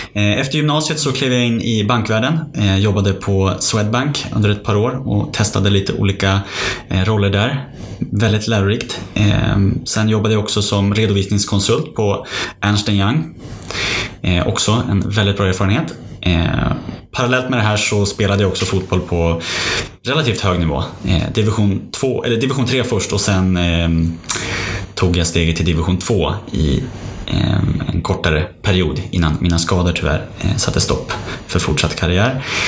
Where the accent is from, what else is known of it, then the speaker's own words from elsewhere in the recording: Sundsvall, Västernorrland County, Sweden; moved away as an adult; also born or lived in Stockholm; now in Uppsala, Sweden; född i Stockholm eh, men uppvuxen i Sundsvall så jag får nog betrakta mig vara en norrlänning.